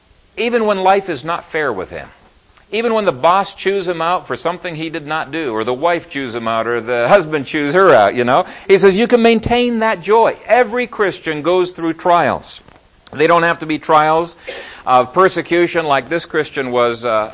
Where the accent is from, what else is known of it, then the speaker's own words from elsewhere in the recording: Ethiopia; When I was growing up in Ethiopia, there was a mountain range behind our house, and my brothers and I made a trek up there.